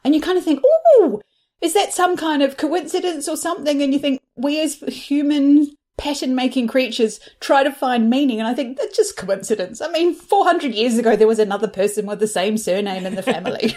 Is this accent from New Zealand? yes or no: yes; New Zealand; moved away; I'm originally from New Zealand